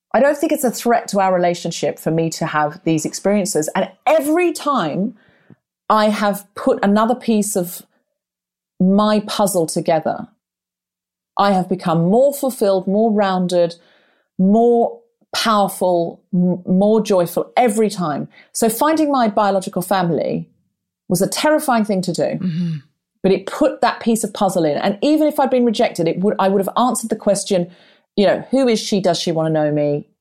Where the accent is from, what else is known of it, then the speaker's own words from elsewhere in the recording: Queensland, Australia; moved away; also born or lived in Redcliffe, Brisbane; I grew up in Queensland